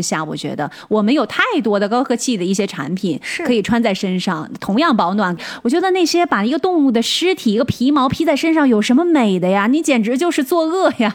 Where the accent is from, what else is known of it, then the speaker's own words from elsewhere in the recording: Northeast China, China; 我们东北人，比如说我爸，一到冬天就把他那个大毛毡垫子拿出来给我垫上